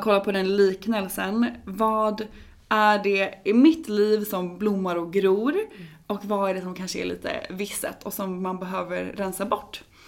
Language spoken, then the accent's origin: Swedish; Norrköping, Östergötland, Sweden; moved away; i Norrköping där jag är ifrån